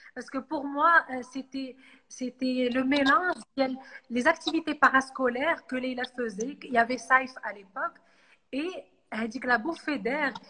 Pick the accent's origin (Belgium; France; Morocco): Morocco; Casablanca, Casablanca-Settat; j'ai toujours habité à Casa